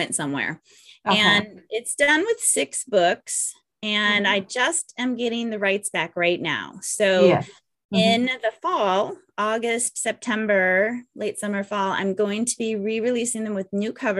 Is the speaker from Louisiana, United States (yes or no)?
no; California, United States; I was born and raised in California